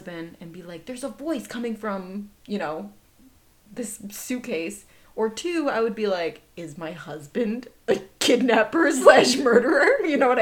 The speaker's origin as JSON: {"language": "English", "region": "Midwest", "country": "United States", "said": "I'm from the Midwest"}